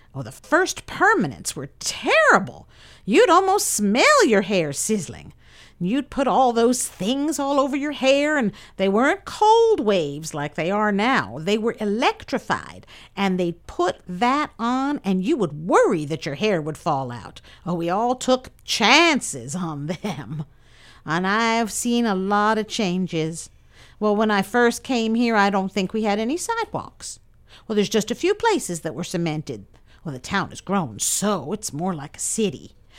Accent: Quebec, Canada; moved away as an adult; now in Fort Bragg, United States; I've lived in this area since 1915. We came from Quebec, Canada. I was 18.

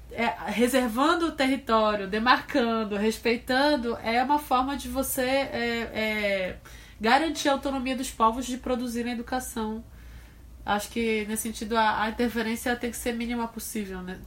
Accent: Pará, Brazil; no Pará, que é de onde eu venho

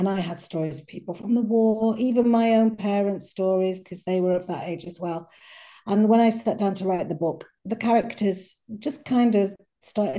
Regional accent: Cheshire, North West England, United Kingdom; moved away; also born or lived in Crete, Greece; I wasn't raised there. I was from Cheshire in England, from a little market town

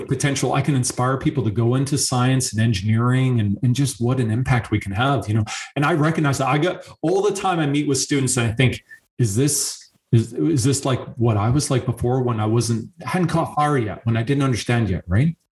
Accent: Canada; being a Canadian

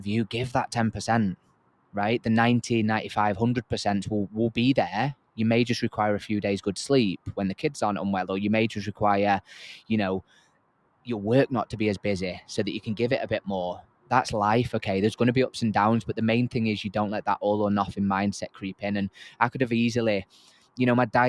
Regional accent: Yorkshire and the Humber, United Kingdom; I'm from Yorkshire

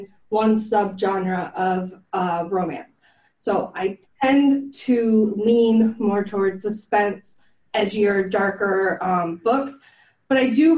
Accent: Florida, United States; I grew up here in Florida

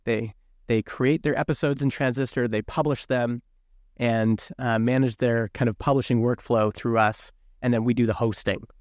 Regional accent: Alberta, Canada; I grew up in Alberta, which is, like, kind of conservative country here in Canada

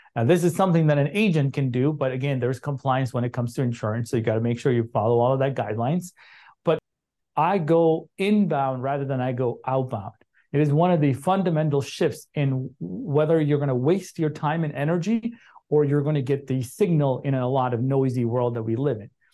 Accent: Chicago, Illinois, United States; moved away; I grew up in Chicago.

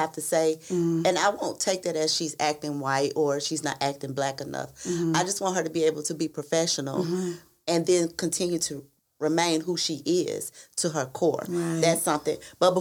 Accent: Memphis, Tennessee, United States; I'm country because I'm from Memphis, Tennessee

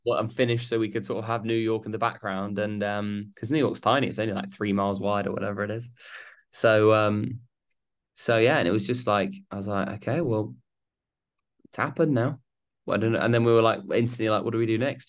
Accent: United Kingdom; we're British

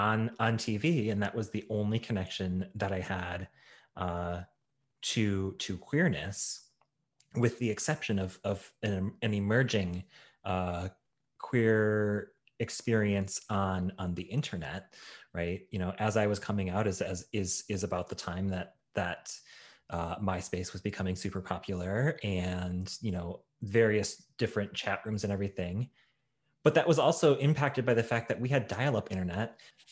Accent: Midwest, United States; also born or lived in Chicago; I was born in Chicago. And at the time, when my parents were together, we were pretty well off. And we moved around a lot across various states in the Midwest.

